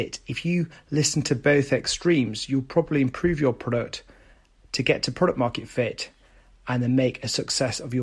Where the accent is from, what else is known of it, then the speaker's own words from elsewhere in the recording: the north of England, United Kingdom; from the north of England and my hometown